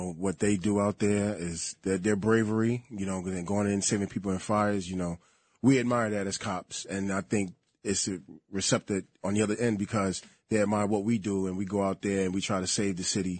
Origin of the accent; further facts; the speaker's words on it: New York City, New York, United States; I grew up in Brooklyn.